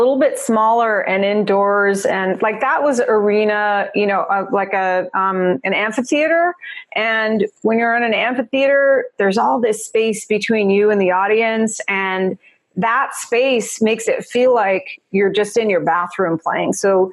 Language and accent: English; New Jersey, United States; accent: Jersey; also born or lived in New York City; now in Los Angeles, United States; I was born in New York City. I grew up in Jersey. You hear the Jersey girl in me